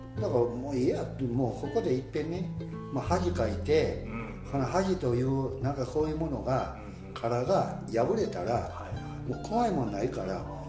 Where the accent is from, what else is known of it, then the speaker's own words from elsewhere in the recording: Otsu, Shiga, Japan; 中学まではこの田舎っていうのは幼稚園から中学までまあほとんど人変わらへんねんね同じ顔ぶれでずっと過ごしていく